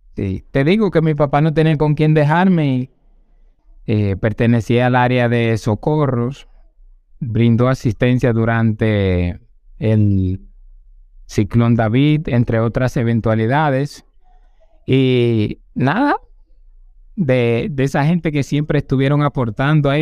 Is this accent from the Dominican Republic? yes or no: yes; San José de Ocoa, Dominican Republic; moved away as an adult; now in Santo Domingo, Dominican Republic; yo vengo de San José de Ocoa. Nací en el mes de octubre